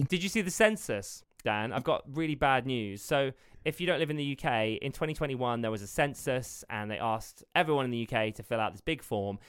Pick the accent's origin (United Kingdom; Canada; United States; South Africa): United Kingdom; as a British person